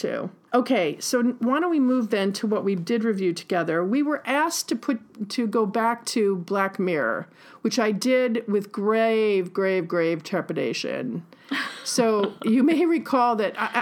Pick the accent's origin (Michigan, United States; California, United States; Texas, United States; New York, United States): New York, United States; I'm a New Yorker